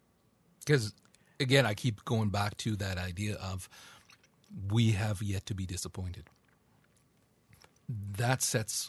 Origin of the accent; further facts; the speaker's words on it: Canada; That implies you think that I, as a Canadian...